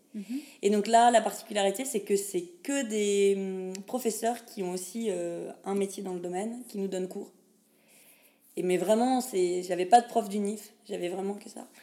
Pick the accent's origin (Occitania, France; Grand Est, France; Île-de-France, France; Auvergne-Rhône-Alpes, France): Grand Est, France; Pont-à-Mousson; accent: French; moved away as an adult; also born or lived in Nancy / Lille / Namur; je viens de France, plus précisément de Lorraine. Et encore plus précisément, je suis musipontaine, c'est-à-dire habitante de Pont-à-Mousson